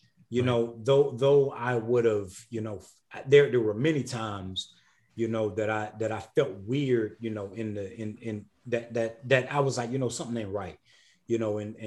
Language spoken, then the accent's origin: English; South Carolina, United States; now in Atlanta, United States; the place that I grew up in, the state of South Carolina, called our area the Corridor of Shame